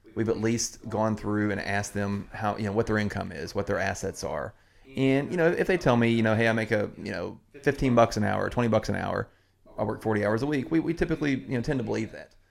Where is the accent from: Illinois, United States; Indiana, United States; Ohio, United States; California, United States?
Indiana, United States; Southern; now in Crestwood, United States; I grew up in Southern Indiana.